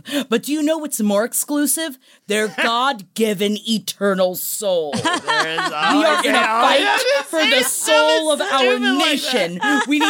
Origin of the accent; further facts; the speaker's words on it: New York City, New York, United States; I grew up in Queens. But if there's one thing you learn growing up in Queens in the early 90s, don't wear nice shoes